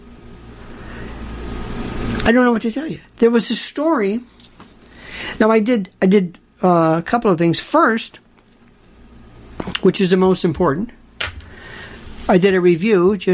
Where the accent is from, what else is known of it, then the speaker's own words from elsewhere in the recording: Florida, United States; Growing up in Florida